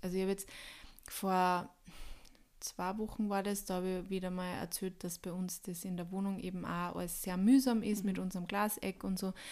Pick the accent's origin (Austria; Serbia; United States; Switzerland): Austria; ich bin Österreicher